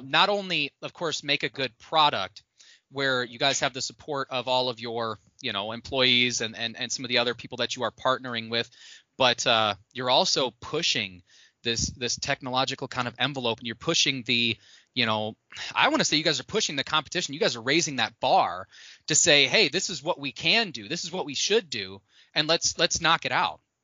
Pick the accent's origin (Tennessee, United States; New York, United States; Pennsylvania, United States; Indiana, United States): Indiana, United States; growing up in the Midwest, like I grew up in Indiana